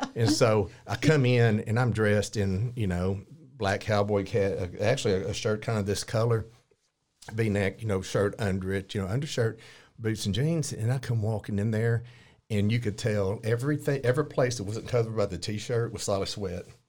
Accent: Fairfield, Texas, United States; moved away as an adult; also born or lived in Navarro County, Texas; now in Corsicana, United States; I was raised in Fairfield, ended up in Course County

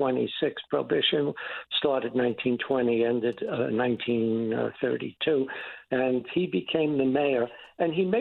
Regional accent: New York City, New York, United States; the building I grew up in the Bronx on the Grand Concourse

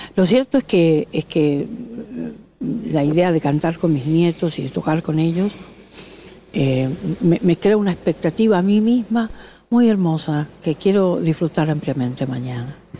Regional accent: Corrientes, Argentina; moved away as an adult; esta es mi ciudad natal. Nací aquí y viví toda mi, mi infancia, mi adolescencia

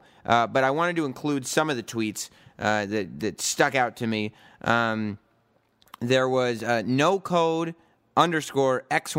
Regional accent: Westchester, New York, United States; I was raised in Westchester, New York.

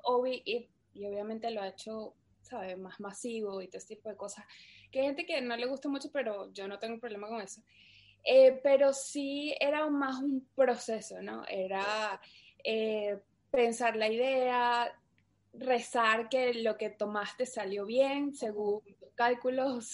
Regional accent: Caracas, Capital District, Venezuela; moved away as an adult; also born or lived in New York; yo soy de Caracas, Venezuela. Eh, bueno, viví en Venezuela casi toda mi, toda mi infancia

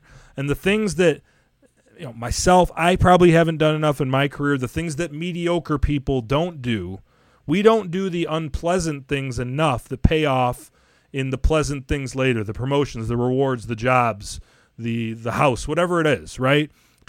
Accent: Royal Oak, Michigan, United States; moved away as an adult; also born or lived in Port Huron, Michigan / Springfield, Missouri / Virgin Islands / Chicago, Illinois; we're both from here. We're both big Detroit sports fans, and we're also away from home.

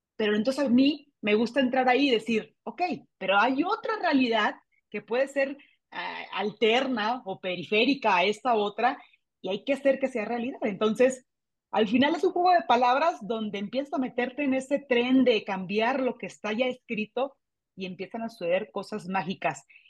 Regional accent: Mexico; aquí en mi país

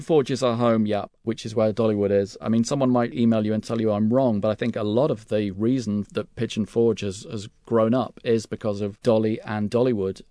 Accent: United Kingdom; accent: English; as a British tourist

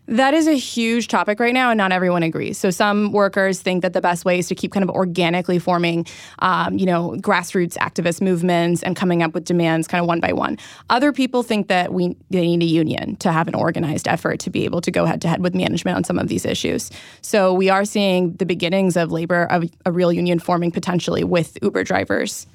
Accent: Silicon Valley, California, United States; I'm from Silicon Valley

